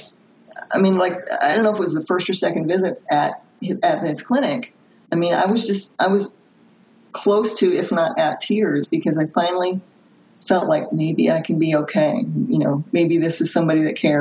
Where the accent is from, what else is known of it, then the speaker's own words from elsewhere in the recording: Philadelphia, Pennsylvania, United States; I'm from Philadelphia